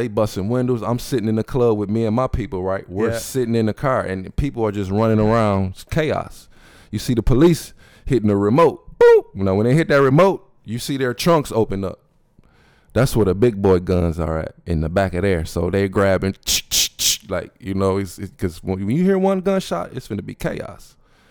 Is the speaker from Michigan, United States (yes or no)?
yes; Flint, Michigan, United States; Yeah, it's in Flint.